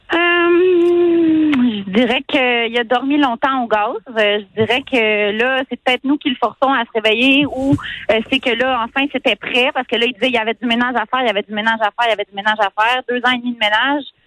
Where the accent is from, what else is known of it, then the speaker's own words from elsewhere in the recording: Montreal, Quebec, Canada; moved away as an adult; now in Bas-Saint-Laurent, Canada; je suis une Montréalaise, là, dans le mm. fond, euh, qui est récemment immigrée au Bas-Saint-Laurent